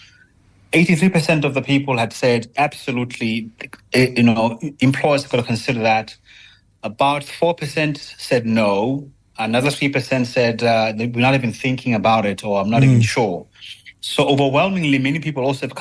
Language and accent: English; South Africa; accent: South African; being a South African with a more palatable accent